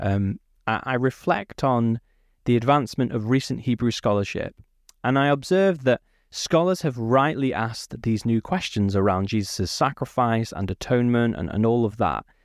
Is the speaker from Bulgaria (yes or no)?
no; United Kingdom; born or raised there